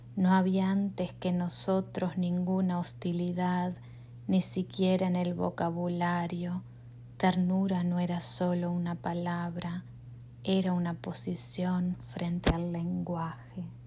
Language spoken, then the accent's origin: Spanish; Uruguay; moved away as an adult; also born or lived in Chicago area, United States; now in Chicago, United States; soy uruguaya, vivo en los Estados Unidos desde el 2002 y en el área de Chicago hace unos años.